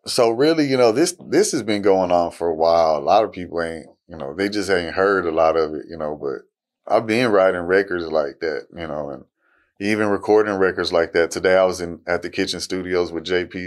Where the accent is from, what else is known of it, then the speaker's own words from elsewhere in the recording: Fort Worth, Texas, United States; I'm from Fort Worth, Texas